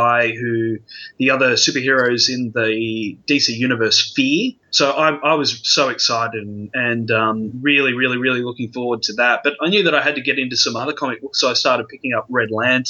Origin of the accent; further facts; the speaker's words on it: Australia; for a young teenager growing up in Australia